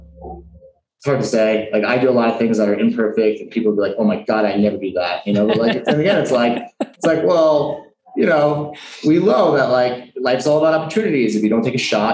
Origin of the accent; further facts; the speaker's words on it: New York, United States; now in Colombia; I was born in New York